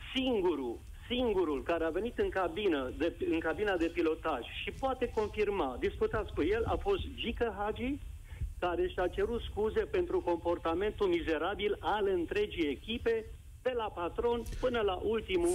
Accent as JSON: {"language": "Romanian", "town": "Sibiu", "region": "Sibiu County", "country": "Romania", "said": "eu sunt sibian, locuiesc în Sibiu."}